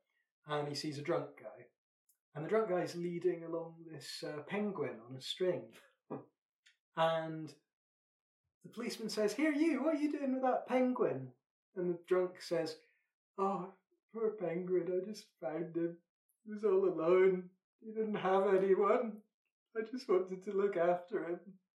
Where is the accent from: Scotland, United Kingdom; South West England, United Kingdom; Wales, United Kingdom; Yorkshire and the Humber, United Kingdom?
Scotland, United Kingdom; I'm Scottish.